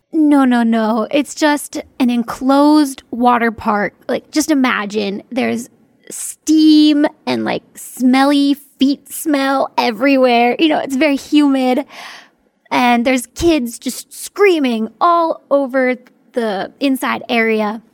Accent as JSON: {"language": "English", "area": "near Hershey", "region": "Pennsylvania", "country": "United States", "tie": "born or raised there", "said": "my hometown is kind of in the middle of nowhere."}